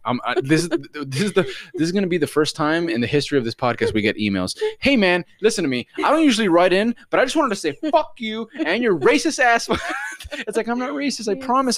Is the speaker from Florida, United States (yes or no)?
yes; Miami, Florida, United States; accent: Miami; I'm from Miami